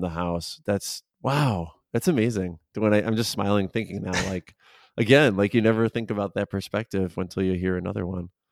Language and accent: English; suburbs of Chicago, Illinois, United States; I'm from the Chicago area, so I grew up in the suburbs of Chicago, I live in the city of Chicago